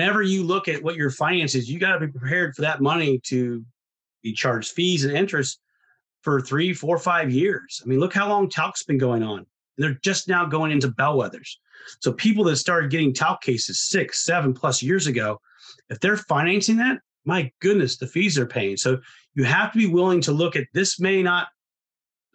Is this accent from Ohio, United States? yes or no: yes; Ohio, United States; I'm from Ohio